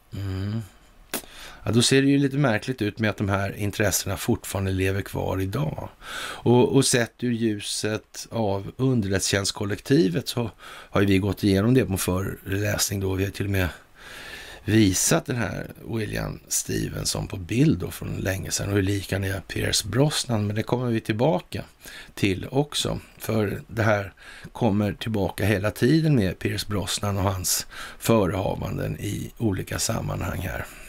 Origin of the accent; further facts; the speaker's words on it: Sweden; vi som svenskar